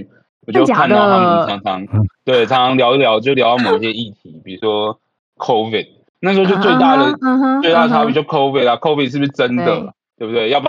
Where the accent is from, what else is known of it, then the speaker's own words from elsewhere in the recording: Taiwan; moved away as an adult; now in Atlanta, United States; 我们在台湾来的这样子